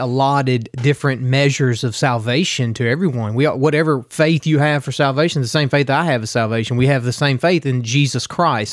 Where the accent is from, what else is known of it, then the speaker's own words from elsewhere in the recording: Garland, United States; I'm from Garland